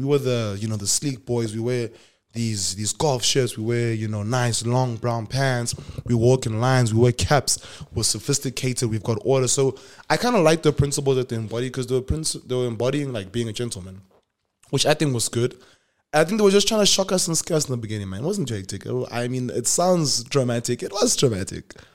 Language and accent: English; Polokwane, Limpopo, South Africa; moved away as an adult; I'm from Polokwane